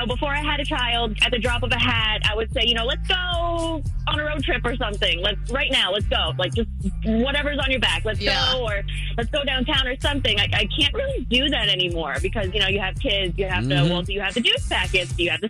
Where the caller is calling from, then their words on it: Winter Park, Florida, United States; calling from Winter Park.